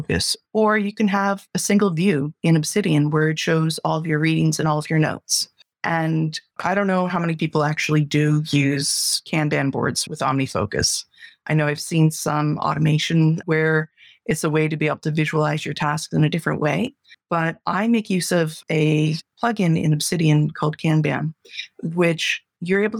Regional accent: Canada; I'm a Canadian

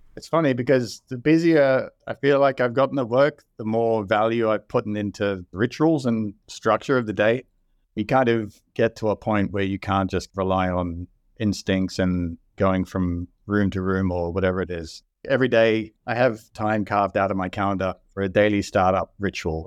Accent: Sydney, New South Wales, Australia; moved away as an adult; also born or lived in Seattle / Dublin, Ireland; now in Austin, United States; I grew up in Sydney, Australia. I moved to the U S in twenty fourteen.

